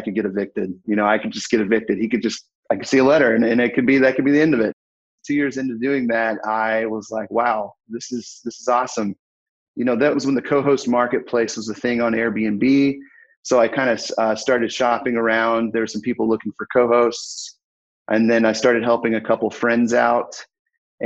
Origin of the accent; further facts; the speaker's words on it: Fayetteville, Arkansas, United States; I'm from Fayetteville, Arkansas.